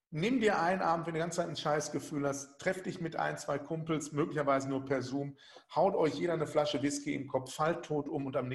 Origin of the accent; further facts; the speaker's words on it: North Rhine-Westphalia, Germany; Ich komme aus dem Ruhrgebiet. Ich habe auf Aschenplätzen noch Verteidiger gespielt.